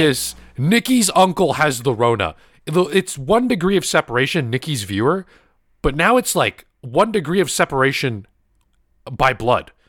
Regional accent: United States; I was born in America, obviously, but my grandma, both my grandmas were from the Philippines

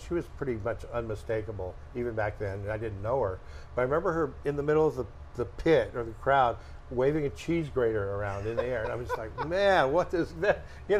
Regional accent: Barstow, California, United States; now in San Diego, United States; growing up in Barstow.

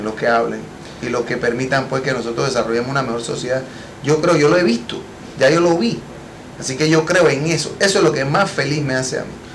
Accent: Panama; yo mismo como panameño pueda disfrutar de mi país

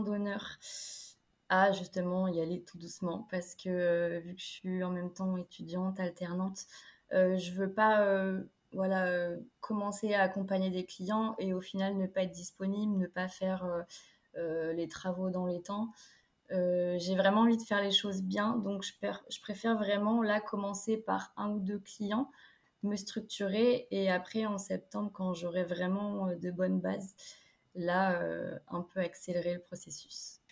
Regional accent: Niort, Nouvelle-Aquitaine, France; now in La Rochelle, France; Mais je viens de Niort dans les Deux-Sèvres

